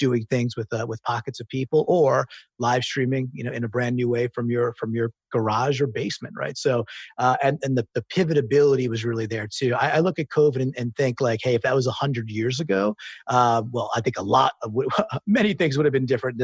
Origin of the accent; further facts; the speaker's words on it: New York City, New York, United States; I'm a New Yorker